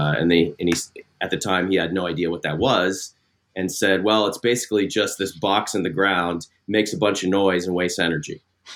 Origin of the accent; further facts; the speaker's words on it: Midwest, United States; I grew up in the Midwest, went to Northwestern, got an engineering degree.